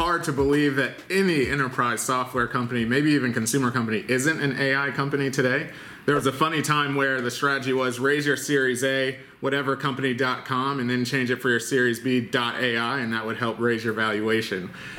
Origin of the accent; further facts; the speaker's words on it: DMV, United States; now in San Francisco, United States; I happen to be from the DMV